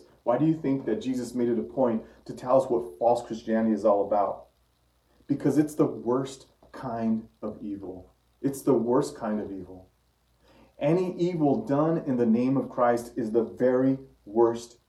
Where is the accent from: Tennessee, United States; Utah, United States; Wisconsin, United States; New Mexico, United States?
New Mexico, United States; Santa Fe; my hometown is Santa Fe, New Mexico.